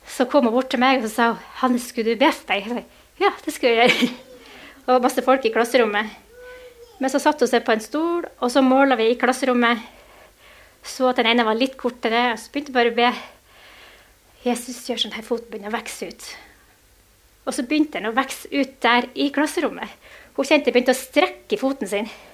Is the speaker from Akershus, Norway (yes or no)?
no; Mo i Rana, Nordland, Norway; vi er begge fra Mo i Rana